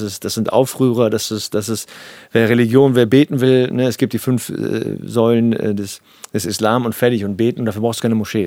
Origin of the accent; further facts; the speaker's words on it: Cologne, North Rhine-Westphalia, Germany; ich bin aus Nippes